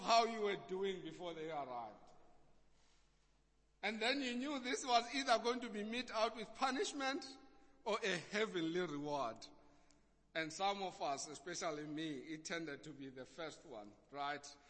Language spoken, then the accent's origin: English; Eastern Cape, South Africa; accent: Xhosa; I was a kid growing up in the Eastern Cape